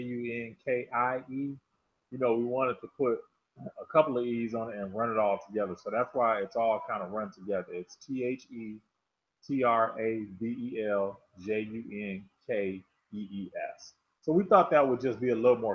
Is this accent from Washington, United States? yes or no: no; Chicago, Illinois, United States; moved away as an adult; now in Atlanta, United States; as an African-American guy growing up in Chicago